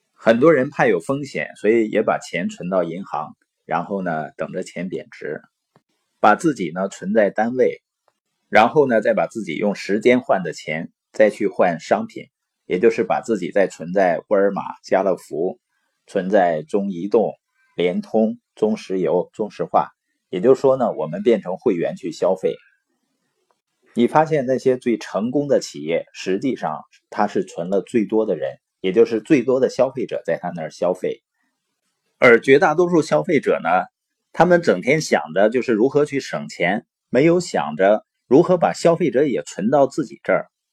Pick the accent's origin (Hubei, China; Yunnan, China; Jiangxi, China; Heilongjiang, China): Heilongjiang, China; Baoqing; moved away; also born or lived in Boli County, Heilongjiang; 我是黑龙江的，从小呢出生在宝清县，父母是那边的支边青年，所以呢在农场出生，然后长大。到十四岁呢回到了伯利县